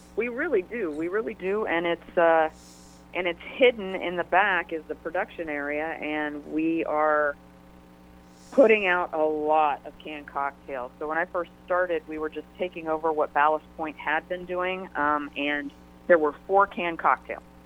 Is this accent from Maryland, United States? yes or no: yes; Maryland, United States; now in San Diego, United States; I grew up on the East Coast. I grew up in Maryland